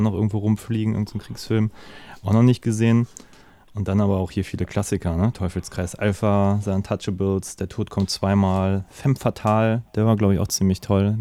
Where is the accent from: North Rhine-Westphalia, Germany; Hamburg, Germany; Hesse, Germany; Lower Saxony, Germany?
Hamburg, Germany